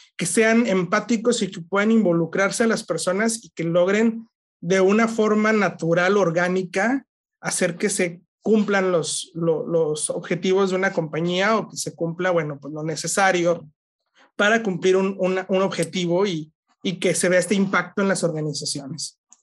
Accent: Mexico; somos los mismos mexicanos

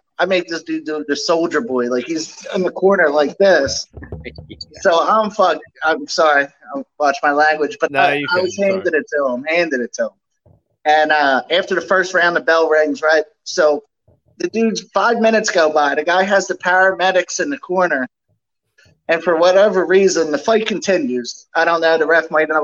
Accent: Philadelphia, Pennsylvania, United States; Philly's my hometown

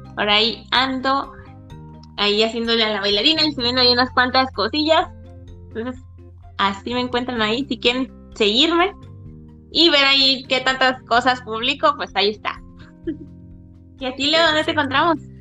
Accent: Mazatlán, Sinaloa, Mexico; now in Guadalajara, Mexico; soy de Mazatlán, Sinaloa, pero estoy viviendo en Guadalajara, Jalisco

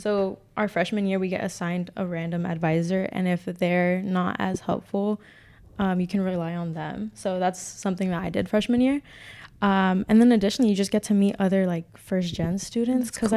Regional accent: California, United States; moved away as an adult; I'm from Cali

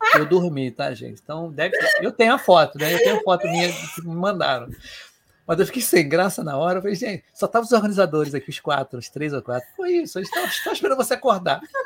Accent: Rio de Janeiro, Brazil; eu sou aqui do Rio de Janeiro

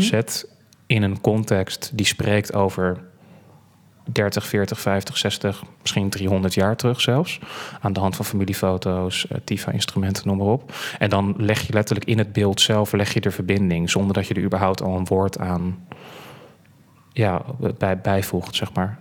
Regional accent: Krimpen aan den IJssel, South Holland, Netherlands; Ik kom van origine uit Krimp aan de IJssel. geboren getogen in Molukse wijk, Krimp aan de IJssel.

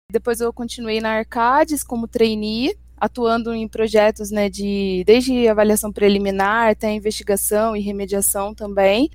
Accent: Itajubá, Minas Gerais, Brazil; moved away as an adult; now in São Paulo, Brazil; Eu sou de Itajubá, no sul de Minas

